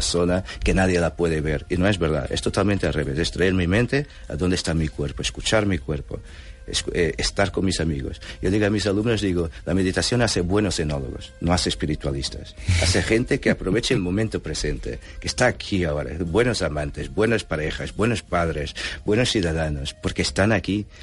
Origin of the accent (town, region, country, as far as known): Portugal; born or raised there; Spanish is a second language; also born or lived in Angola; now in Barcelona, Spain